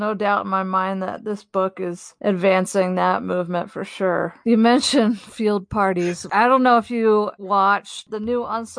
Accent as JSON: {"language": "English", "region": "New Jersey", "country": "United States", "tie": "born or raised there", "said": "I grew up in South Jersey, which is somewhat of a rural area, but it's not the rural South."}